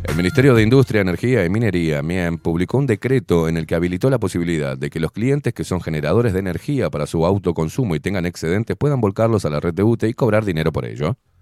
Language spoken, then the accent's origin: Spanish; Montevideo, Uruguay; yo también aporto como montevideano